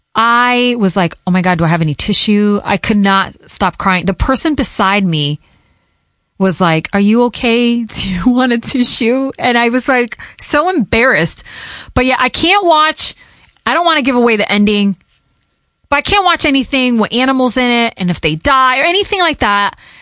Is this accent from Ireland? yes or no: no; Connecticut, United States; first language Portuguese; English is a second language; moved away as an adult; also born or lived in Hartford, Connecticut / Boston, Massachusetts / Providence, Rhode Island; I grew up in Connecticut